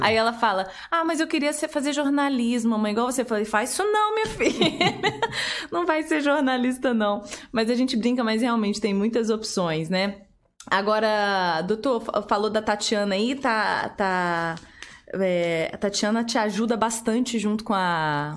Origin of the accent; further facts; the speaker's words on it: Curitiba, Paraná, Brazil; now in Volta Redonda, Brazil; eu sou de Curitiba, mas já tô aqui há 15 anos